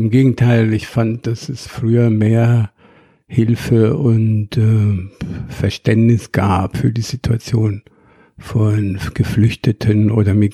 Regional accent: Cairo, Cairo Governorate, Egypt; Das war ein Stadtteil, das sogar inzwischen verslammt ist, damals so bürgerlich war

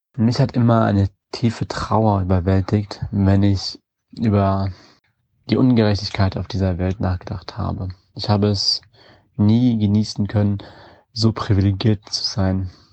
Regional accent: Wiesbaden, Hesse, Germany; also born or lived in Yemen; Mit fünf Jahren bin ich nach Deutschland aus dem Jemen gekommen und dann in Wiesbaden aufgewachsen

